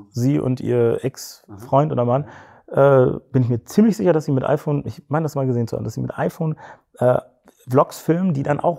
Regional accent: West Germany, Germany; also born or lived in Cologne; ich als Westdeutscher.

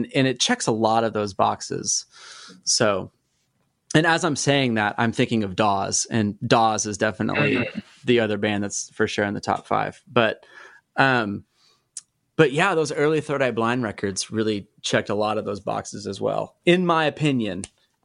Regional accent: Oklahoma, United States; we're from Oklahoma

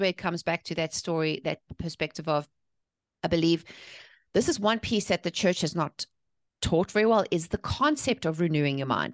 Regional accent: South Africa; moved away as an adult; now in North Carolina, United States; I'm originally from South Africa. I was born and raised there, but I've been living here in, uh, the North Carolina since two thousand six

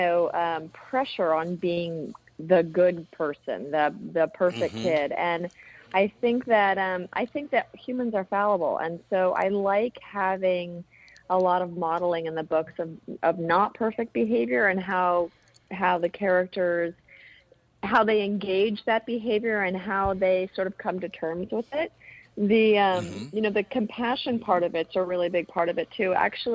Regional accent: Berkeley, California, United States; I have no accent. I'm originally from Berkeley, California, so I don't have a very good Mainer accent.

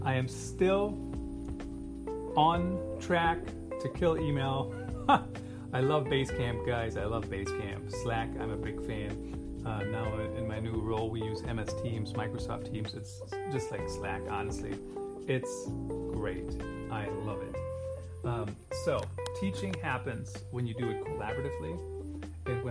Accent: Germany; English is a second language; moved away; Did you guys know I grew up in Germany?

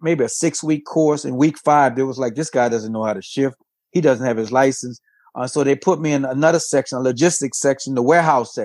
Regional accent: New Orleans, Louisiana, United States; I am from New Orleans, Louisiana, born and raised

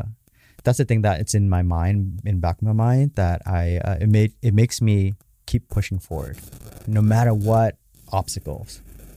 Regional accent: Garden Grove, California, United States; it's in Garden Grove, down the street where I grew up at and on Main Street.

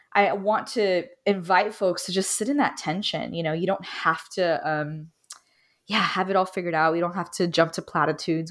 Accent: Miami, Florida, United States; I'm Cuban American, originally from Miami

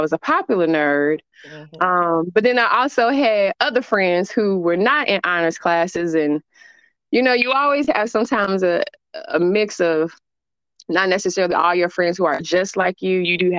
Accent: Chicago, Illinois, United States; also born or lived in Charleston, Mississippi; So I was born in Mississippi. Pretty much after my mom had me, we stayed in Mississippi just a little bit. And then after that, she migrated to Chicago with my dad. Pretty much Chicago is where I grew up. I grew up originally on the east side.

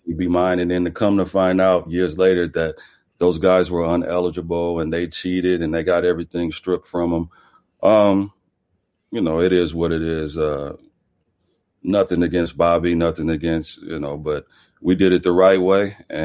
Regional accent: Omaha, Nebraska, United States; Growing up in Omaha, you know, it's a tough town.

